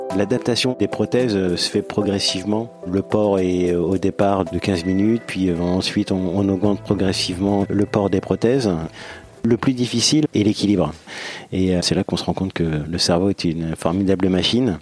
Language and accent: French; La Celle-Saint-Cloud, Île-de-France, France; Je suis né à la Salle-Saint-Cloud, en région parisienne.